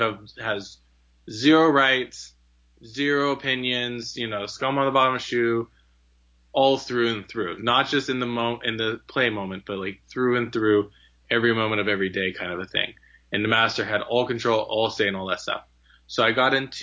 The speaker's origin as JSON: {"language": "English", "region": "Southern California", "country": "United States", "tie": "born or raised there", "also_born_or_lived": "Idaho", "said": "I'm a Southern California boy. I was born and raised in Southern California"}